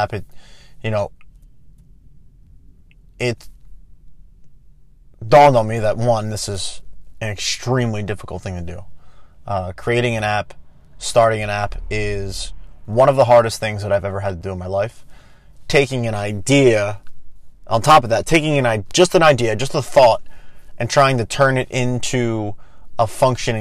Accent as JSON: {"language": "English", "town": "Philadelphia", "region": "Pennsylvania", "country": "United States", "said": "I am from Philadelphia"}